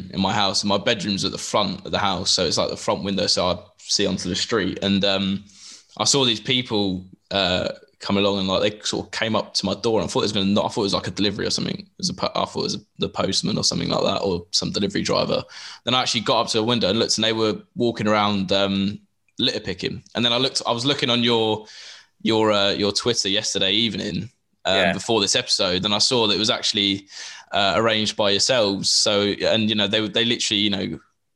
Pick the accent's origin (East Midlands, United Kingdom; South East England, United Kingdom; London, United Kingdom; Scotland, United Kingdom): South East England, United Kingdom; Milton Keynes; moved away as an adult; now in Leeds, United Kingdom; I was back in my home, in my hometown, which is Milton Keynes